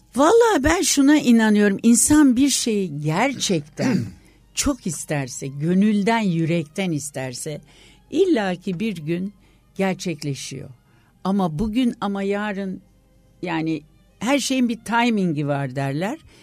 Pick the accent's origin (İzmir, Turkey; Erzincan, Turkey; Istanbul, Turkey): Istanbul, Turkey; İstanbul doğumluyum.